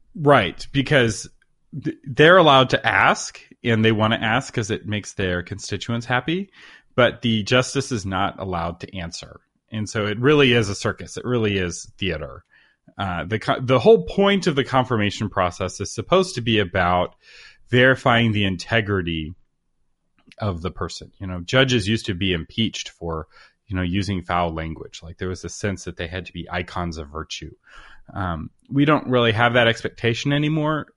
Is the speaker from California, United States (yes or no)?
no; Texas, United States; as a Texan